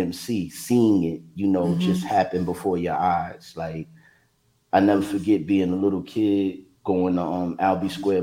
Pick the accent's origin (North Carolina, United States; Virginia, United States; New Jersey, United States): Virginia, United States; Hampton Roads; also born or lived in Brooklyn, New York; Hampton Roads, the 757, where I grew up, spent most of my time and honed my skills. So I definitely consider Virginia my home